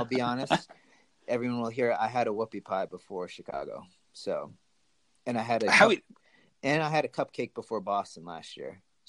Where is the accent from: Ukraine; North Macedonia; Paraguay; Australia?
Paraguay; Asunción; born there; my birth certificate is in Spanish and I was born in Asuncion, Paraguay.